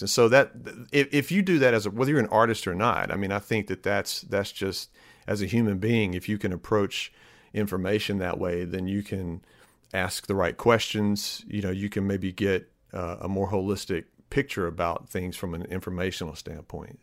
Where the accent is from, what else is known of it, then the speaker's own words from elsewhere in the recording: Starkville, Mississippi, United States; moved away as an adult; now in Jacksonville, Alabama, United States; I grew up in Starkville